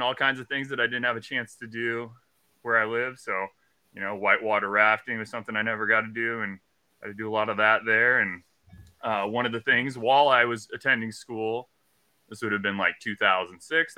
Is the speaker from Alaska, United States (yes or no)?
yes; Southeast Alaska, United States; So I grew up in Southeast Alaska. I live on a very remote island.